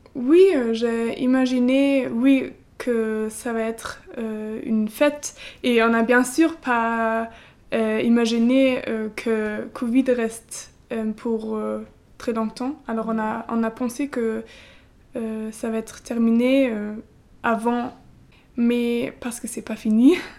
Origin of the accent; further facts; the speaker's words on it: Halle, Saxony-Anhalt, Germany; French is a second language; moved away as an adult; now in France; je viens d'Allemagne. Euh, à Halle, c'est un petit village euh, dans l'est